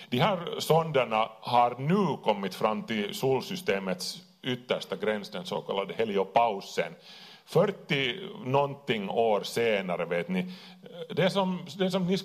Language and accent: Swedish; Kauniainen, Uusimaa, Finland; lekte med lego där i, i Grankulla. Vi är, vi är från Grané.